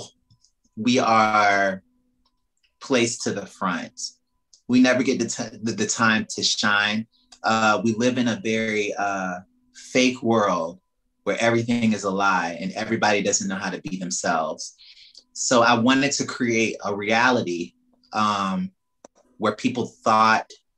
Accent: Palatka, Florida, United States; moved away as an adult; now in Georgia, United States; I'm from Palatka, Florida, a small town.

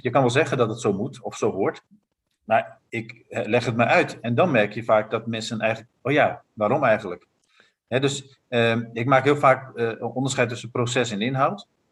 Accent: Netherlands; ik ben Nederlander

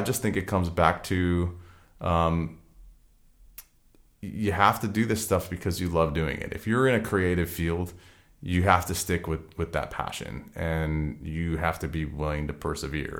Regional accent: outside of Boston, Massachusetts, United States; also born or lived in San Francisco; now in Los Angeles, United States; I came up in San Francisco. I grew up outside of Boston.

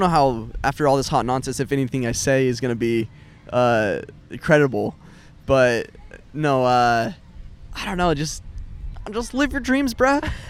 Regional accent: Utah, United States; I'm from Utah

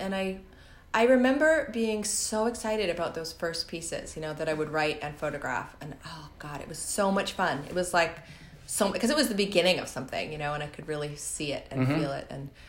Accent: Canada; also born or lived in Vancouver; I came from Canada and I had met Chris, who's my husband now and a boyfriend at the time.

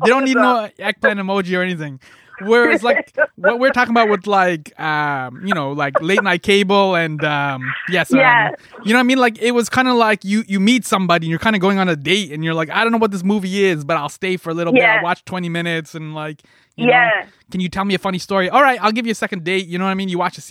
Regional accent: Scarborough, Ontario, Canada; No, I'm from Scarborough, so I've hung out with like a number of people that are Trini, and this is what I'm getting at.

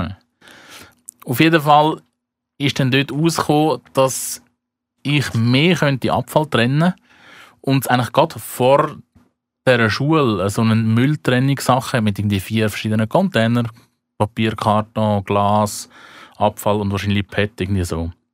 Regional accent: Switzerland; mich als Schweizer

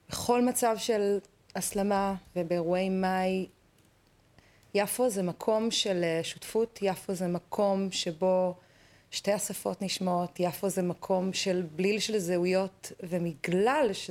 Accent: Tel Aviv, Tel Aviv District, Israel; אני כן, ילידת תל אביב

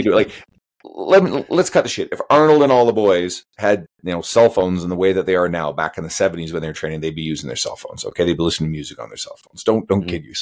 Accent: Western Canada, Canada; I'm a Canadian here, right? I'm a Western Canadian

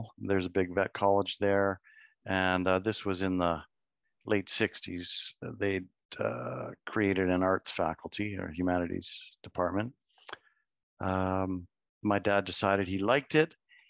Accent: Soest, North Rhine-Westphalia, Germany; born there; I was born in Zost, Germany.

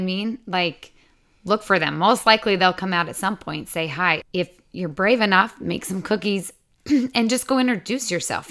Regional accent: Utah, United States; moved away as an adult; also born or lived in Des Moines, Iowa; now in Texas, United States; I grew up in Utah

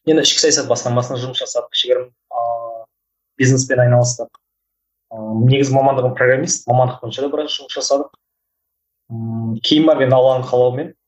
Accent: Kyzylorda, Kyzylorda Region, Kazakhstan; мен қызылордаданмын ыыы тоқсан екінші жылғымын

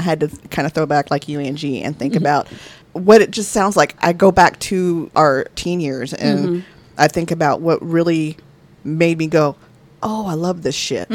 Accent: Dallas, Texas, United States; growing up in the Dallas area

